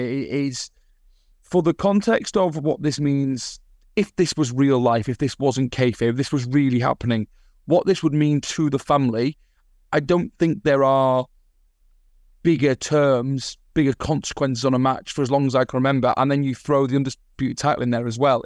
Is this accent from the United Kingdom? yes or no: yes; the north of England, United Kingdom; moved away as an adult; now in Australia; I am Northern English